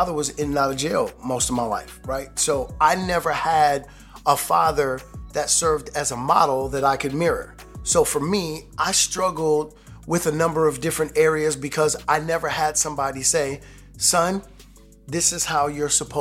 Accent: New York, United States; I'm from New York

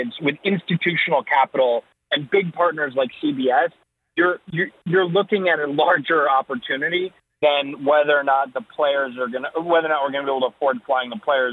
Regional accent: Northeast, United States; I'm from the Northeast. When it snowed, we went out and played football

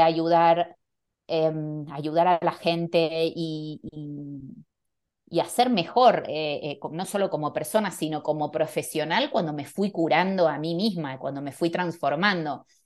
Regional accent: Buenos Aires, Argentina; moved away as an adult; also born or lived in Barcelona / Panama / New York; now in Madrid, Spain; nací en Argentina, en Buenos Aires, me fui muy joven a Barcelona, viví muchos años, creo que 15, 14 años en, en Barcelona

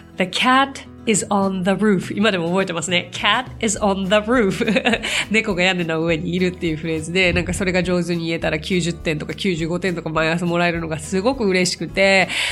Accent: Tokyo, Japan; 私は東京生まれ東京育ちで

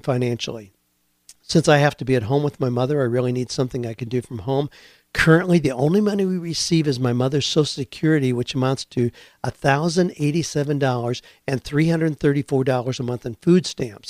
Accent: United States; moved away; I grew up in the Amish community where you build a dawdy house

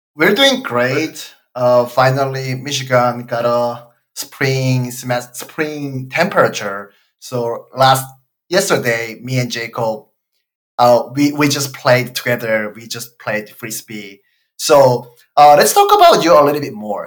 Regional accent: Busan, South Korea; I'm not from Seoul. I'm from Busan, which is second biggest city in Korea

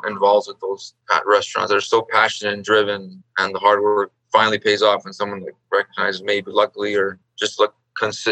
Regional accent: Eagle Pass, Texas, United States; moved away as an adult; also born or lived in Austin, Texas; now in Chicago, United States; I grew up in Texas, south border, or border town by the south called Eagle Pass. Grew up in Texas for about 18 years before moving to Chicago.

